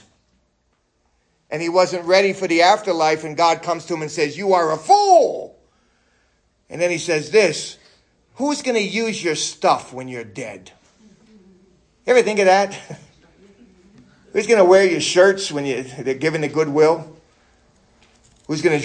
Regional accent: New York City, New York, United States; New York City

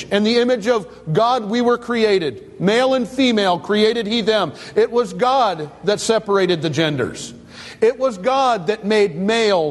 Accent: East Detroit, Michigan, United States; I was a young man who grew up on Dale Street

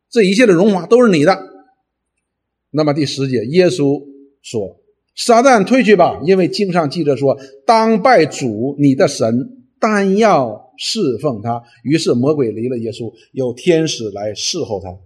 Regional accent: China; 我们中国人通常呢，认为忌喜，呃，平安是什么意思呢？

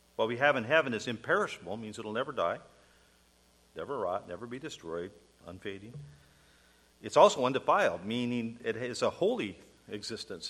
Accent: United States; I'm an American citizen

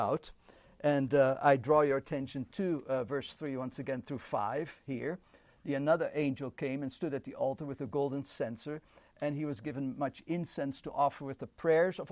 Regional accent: Netherlands; moved away; I grew up in the Netherlands

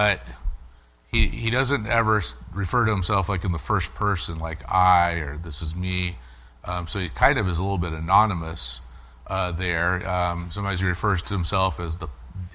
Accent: United States; as American Christians

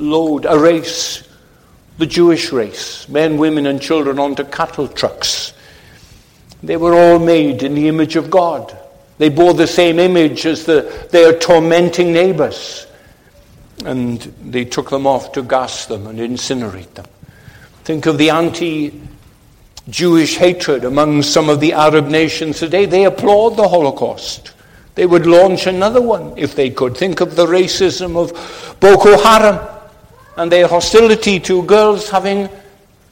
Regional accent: Wales, United Kingdom; we in Wales, we live under the shadow of our great, powerful cousins across the dike there in England

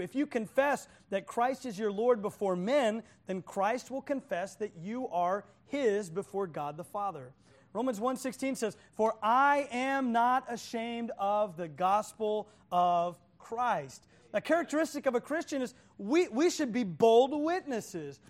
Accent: Oklahoma, United States; I'm from Oklahoma

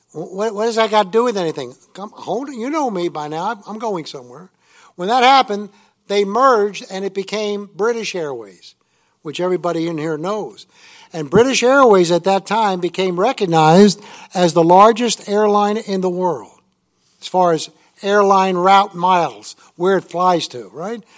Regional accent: New York, United States; also born or lived in Indiana; now in Tennessee, United States; When I was a little kid growing up in New York

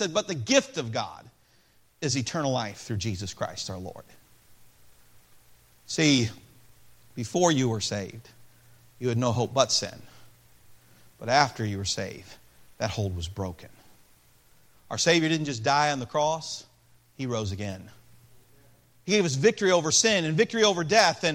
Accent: Peoria, Illinois, United States; I was born in Peoria, Illinois

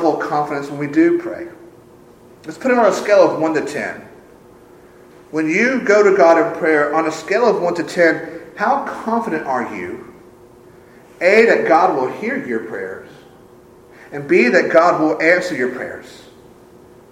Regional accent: Sumter, South Carolina, United States; my hometown of Sumter

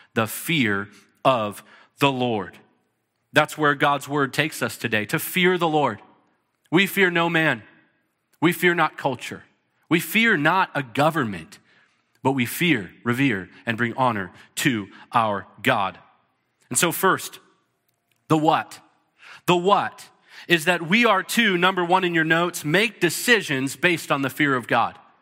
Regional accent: United States; some of us, we're American

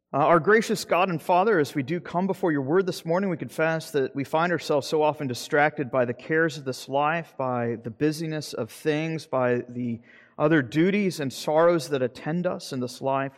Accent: Jacksonville, Florida, United States; moved away; my hometown in Jacksonville, Florida

